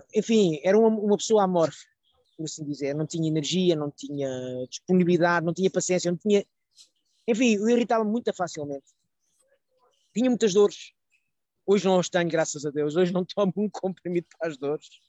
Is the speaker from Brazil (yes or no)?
no; Portugal; now in France; eu sou de Portugal, normal, estou imigrado na França